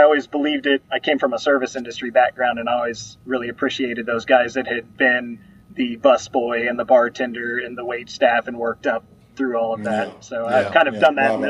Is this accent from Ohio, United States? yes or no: no; Texas, United States; Not only am I American, I am a Texan, born and raised